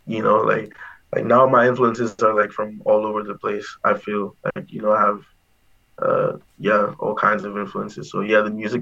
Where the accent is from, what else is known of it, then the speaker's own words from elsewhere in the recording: Nigeria; now in Winnipeg, Canada; I'm Nigerian as well.